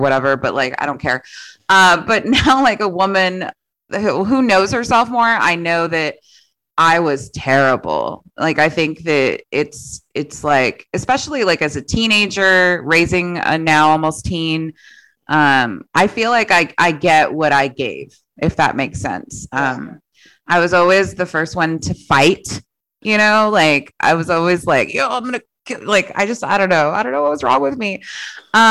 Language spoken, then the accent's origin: English; San Antonio, Texas, United States; born or raised there; also born or lived in Laredo, Texas